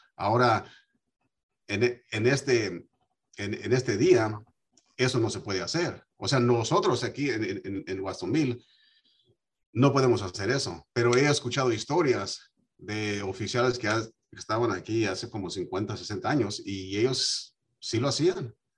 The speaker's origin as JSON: {"language": "Spanish", "country": "United States", "tie": "born or raised there", "said": "yo me crié aquí en los Estados Unidos"}